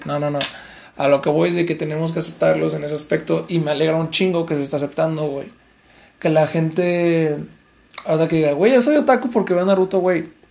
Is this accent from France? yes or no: no; Mexico; Nosotros como mexicanos